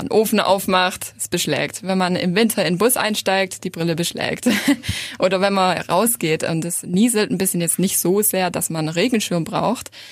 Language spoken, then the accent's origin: German; Reutlingen, Baden-Württemberg, Germany; Ich bin aus Reutlingen